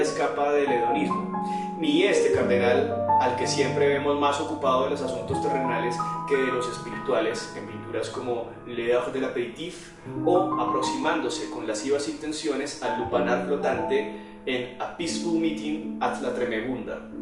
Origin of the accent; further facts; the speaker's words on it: Colombia; como colombiano